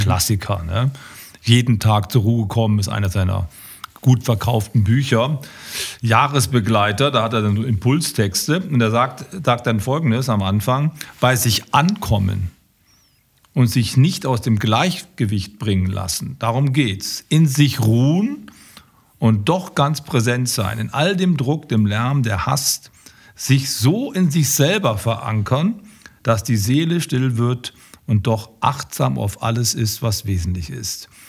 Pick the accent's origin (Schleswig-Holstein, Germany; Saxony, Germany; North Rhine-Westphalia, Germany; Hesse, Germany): North Rhine-Westphalia, Germany; Düsseldorf; als Düsseldorfer